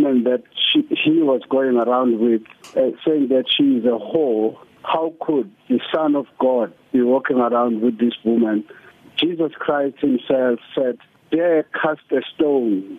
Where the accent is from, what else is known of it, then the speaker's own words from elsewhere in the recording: Verulam, KwaZulu-Natal, South Africa; also born or lived in Zululand; a little boy growing up in the shanty towns of Verulam